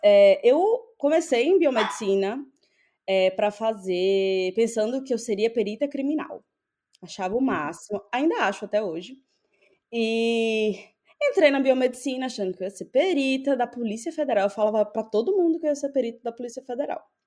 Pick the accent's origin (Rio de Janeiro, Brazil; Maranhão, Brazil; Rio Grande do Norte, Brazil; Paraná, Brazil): Rio Grande do Norte, Brazil; Natal; moved away as an adult; also born or lived in São Paulo / England; now in United States; eu sou de Natal, uma cidade pequena